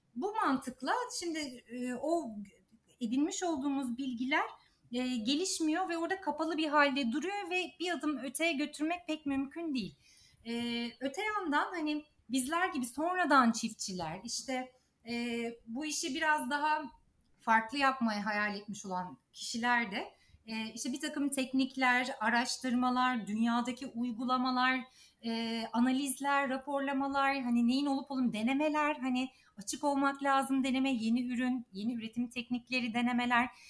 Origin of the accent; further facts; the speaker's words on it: İzmir, Turkey; moved away as an adult; also born or lived in Ankara / Istanbul; büyük şehirde İzmir'de doğdum büyüdüm.